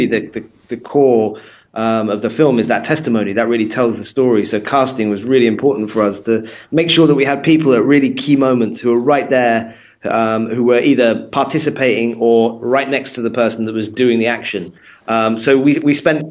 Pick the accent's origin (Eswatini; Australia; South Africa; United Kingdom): United Kingdom; being British